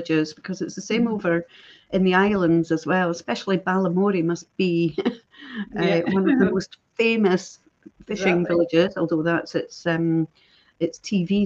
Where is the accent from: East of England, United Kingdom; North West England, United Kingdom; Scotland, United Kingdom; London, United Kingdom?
Scotland, United Kingdom; Perthshire; I'm from Perthshire, so there wasn't so much industry as such in Perthshire